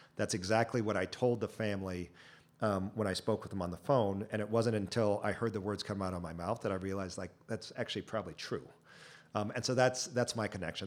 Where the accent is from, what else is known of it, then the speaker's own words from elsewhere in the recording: Chino, California, United States; I grew up in Chino, about an hour, uh, southeast of here